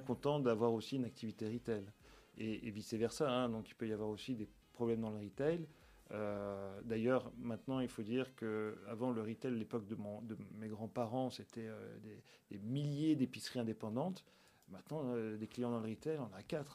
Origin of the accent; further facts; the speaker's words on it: Nice, Provence-Alpes-Côte d'Azur, France; moved away as an adult; also born or lived in Villefranche-sur-Mer / Paris; now in Belgium; Je, suis né, j'ai grandi à Nice